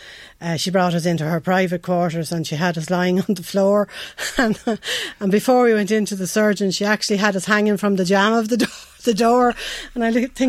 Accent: Dublin, Leinster, Ireland; moved away as an adult; also born or lived in County Meath; I'm originally from Dublin.

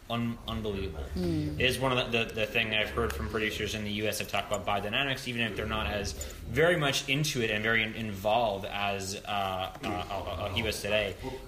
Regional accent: San Diego, California, United States; I'm a sommelier from San Diego, California, in the United States

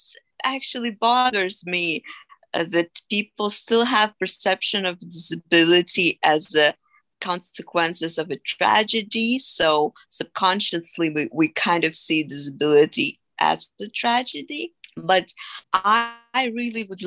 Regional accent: Dnipro, Dnipropetrovsk Oblast, Ukraine; moved away as an adult; now in London, United Kingdom; I was born and raised in Ukraine, and I lived there till the age of 24

